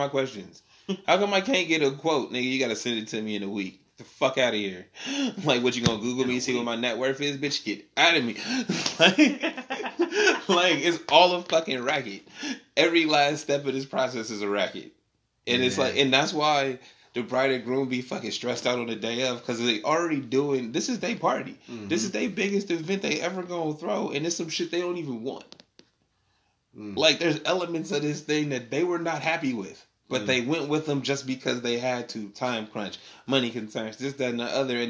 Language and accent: English; Sacramento, California, United States; we broadcast it right now from Sacramento. It's my hometown